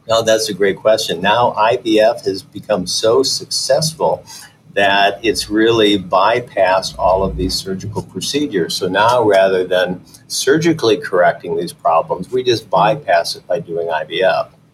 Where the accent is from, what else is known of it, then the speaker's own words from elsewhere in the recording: Detroit, Michigan, United States; moved away as an adult; also born or lived in Chicago / Philadelphia / Los Angeles; my dad was a barber. My mother actually drove a school bus. And so we grew up in suburban Detroit